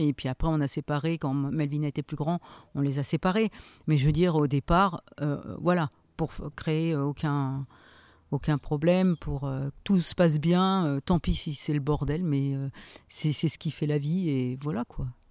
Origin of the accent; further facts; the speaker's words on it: Saint-Éloi, France; je suis originaire de Saint-Éloi. Voilà, je suis née à Saint-Éloi. On est six enfants